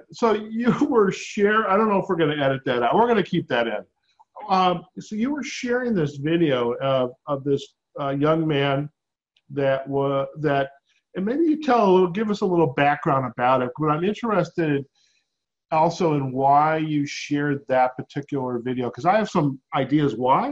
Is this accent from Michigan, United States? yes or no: yes; Detroit suburbs, Michigan, United States; I grew up in the Detroit suburbs